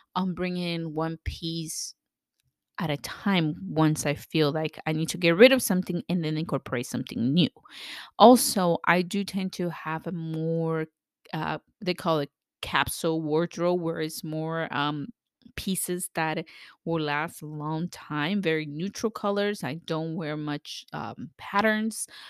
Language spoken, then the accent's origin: English; El Salvador; moved away; I'm from, I was born in El Salvador